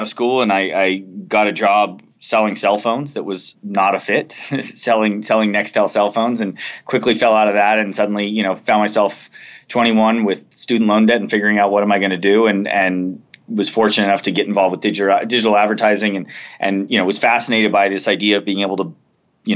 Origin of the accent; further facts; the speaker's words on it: Southern California, United States; I grew up in Southern California